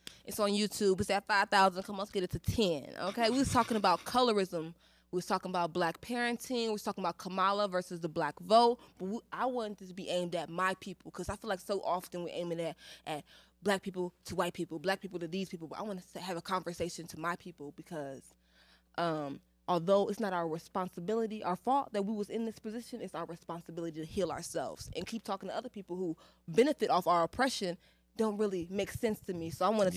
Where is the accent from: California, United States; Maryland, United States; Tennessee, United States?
Tennessee, United States; Murfreesboro; also born or lived in Nashville, Tennessee; I'm from Murfreesboro